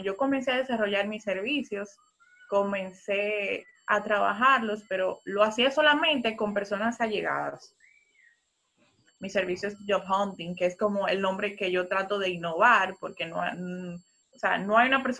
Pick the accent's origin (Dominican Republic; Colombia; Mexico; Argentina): Dominican Republic; Santo Domingo, Distrito Nacional; yo, soy de Santo Domingo